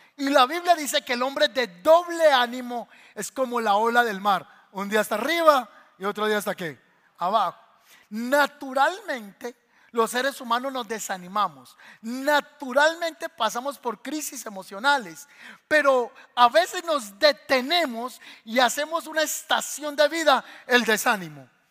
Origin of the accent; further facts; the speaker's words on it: Paisa region, Colombia; nosotros somos paisas colombianos